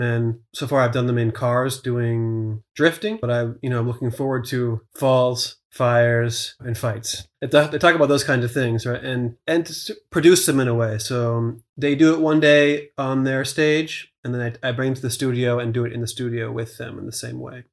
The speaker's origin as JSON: {"language": "English", "region": "Pennsylvania", "country": "United States", "tie": "born or raised there", "said": "a small town in Pennsylvania, sort of near my hometown"}